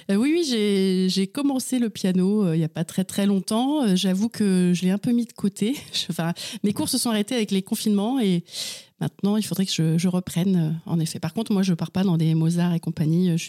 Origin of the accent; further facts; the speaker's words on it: Angers, Pays de la Loire, France; also born or lived in Vernon / Chartres / Laval; alors, je suis née à Vernon, dans l'Eure. J'y ai vécu à peu près six ans jusqu'à la séparation de mes parents. Ensuite, j'ai vécu une année à Chartres, euh, quelques années à Angers.